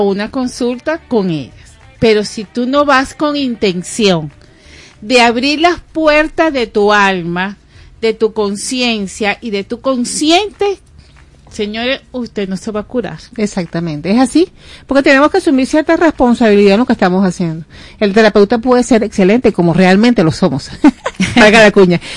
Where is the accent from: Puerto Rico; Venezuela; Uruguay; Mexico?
Venezuela; somos de Venezuela